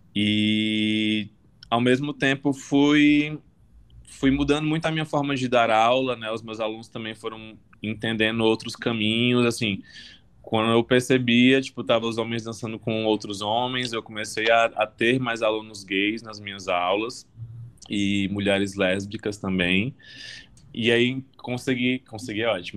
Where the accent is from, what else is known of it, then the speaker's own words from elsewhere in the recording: Fortaleza, Ceará, Brazil; now in São Paulo, Brazil; Eu sou de Fortaleza, mas moro em São Paulo